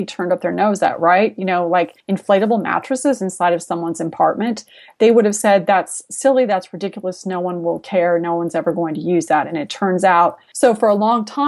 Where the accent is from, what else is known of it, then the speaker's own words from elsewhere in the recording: San Jose, California, United States; I was originally from San Jose